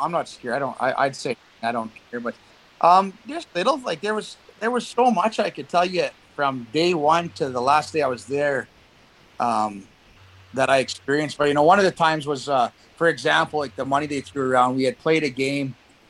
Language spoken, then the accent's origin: English; Saskatchewan, Canada; growing up in Pee Wee and Bantam, I was one of the best players in the province, you know, playing the AA Bantam leagues in Saskatchewan